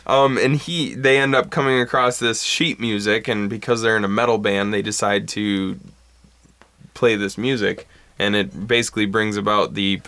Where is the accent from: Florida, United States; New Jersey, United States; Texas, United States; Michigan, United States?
Michigan, United States; Bad Axe; I grew up in Bad Axe, where it was, you either played football and more than likely lived on a farm, or you skated and played